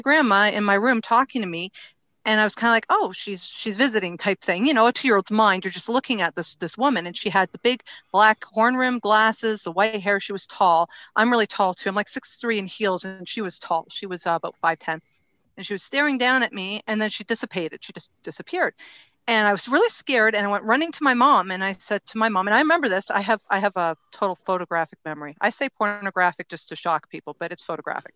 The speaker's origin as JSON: {"language": "English", "region": "Ontario", "country": "Canada", "tie": "born or raised there", "said": "I was born and raised in Ontario, Canada."}